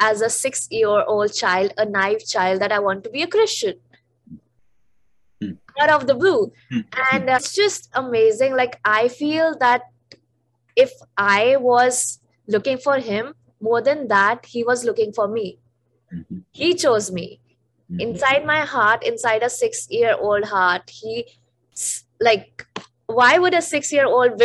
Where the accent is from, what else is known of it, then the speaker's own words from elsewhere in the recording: the Himalayas, North India, India; moved away; I'm a North Indian, and that too, I am from the Himalayas